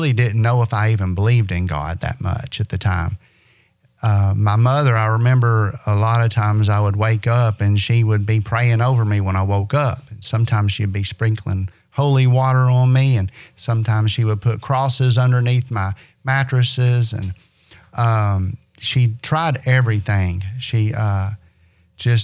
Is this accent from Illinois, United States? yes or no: no; Owensboro, Kentucky, United States; I'm from Owensboro, Kentucky. Born and raised